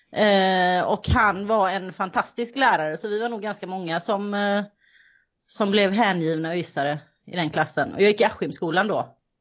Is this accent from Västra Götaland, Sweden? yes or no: yes; Kållered, Västra Götaland, Sweden; now in Gothenburg, Sweden; jag kommer ifrån Kållered kan man säga. Jag bor i Göteborg